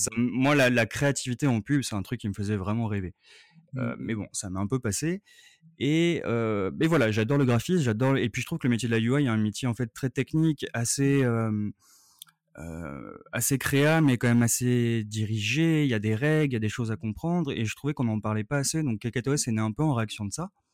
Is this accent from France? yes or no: yes; Paris, Île-de-France, France; je suis parisien